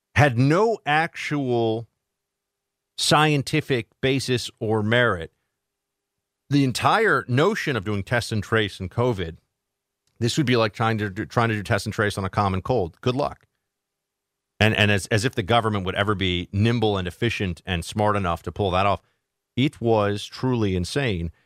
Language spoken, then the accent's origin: English; New York, United States; also born or lived in Florida; I'm from New York